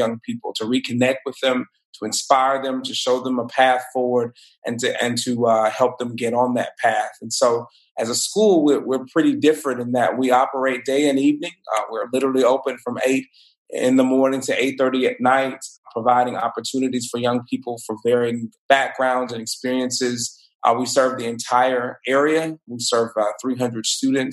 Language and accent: English; Mobile, Alabama, United States; from Mobile, born and raised, a product of our public schools here in Mobile